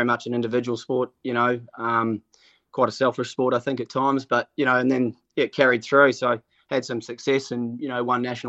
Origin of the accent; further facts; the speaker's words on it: Auckland, New Zealand; I grew up in Murray's Bay and went to Rangitoto High School